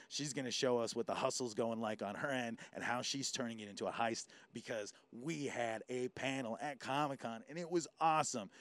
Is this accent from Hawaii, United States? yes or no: yes; Hawaii, United States; being Hoppa, you really understand what it is to be tested as being Hawaiian sometimes